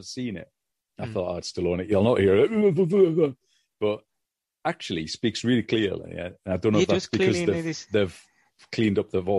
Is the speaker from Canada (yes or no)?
no; England, United Kingdom; Because for us as English people living in England at the time, I was not as aware of the Vietnam War